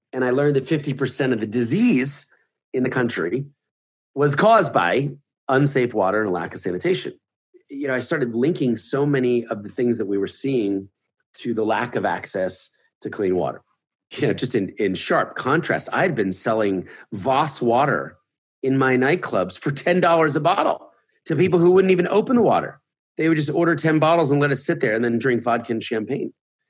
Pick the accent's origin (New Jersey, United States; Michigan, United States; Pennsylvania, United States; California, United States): Pennsylvania, United States; Philadelphia; moved away; also born or lived in New York City; I was born in Philadelphia into a middle-class family.